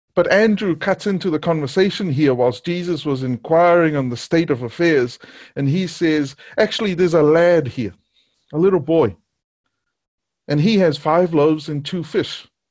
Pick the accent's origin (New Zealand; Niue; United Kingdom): Niue; Growing up in Niue, the news came on once a day and there was no T V.